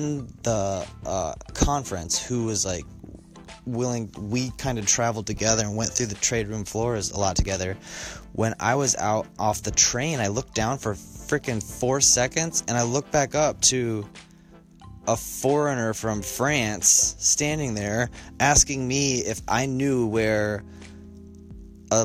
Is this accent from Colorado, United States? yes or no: yes; Colorado, United States; I grew up in in Colorado